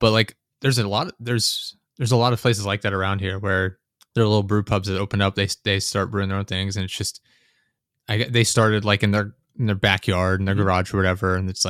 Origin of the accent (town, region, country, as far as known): Pennsylvania, United States